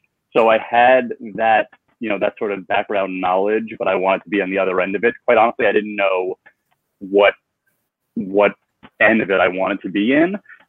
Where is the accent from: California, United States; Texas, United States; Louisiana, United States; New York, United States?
New York, United States; North Massapequa; North Massapequa, but Farmingdale School.